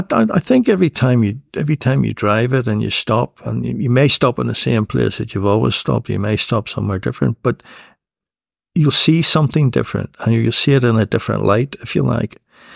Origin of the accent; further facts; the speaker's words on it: Northern Ireland, United Kingdom; And when she found out I was from the North of Ireland, she told me she'd been there and that she'd driven the coast road.